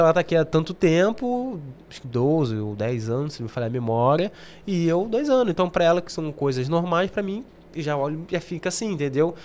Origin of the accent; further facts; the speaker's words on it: Rio de Janeiro, Brazil; moved away as an adult; now in London, United Kingdom; sou carioca